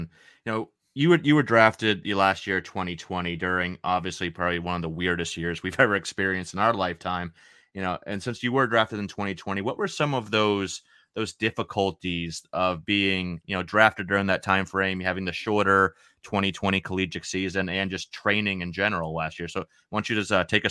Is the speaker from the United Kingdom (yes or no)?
no; Maine, United States; I'm from Maine. I'm from Maine, so yeah, I'm used to the cold weather. Like, it's like 40 something degrees outside here in Maine right now.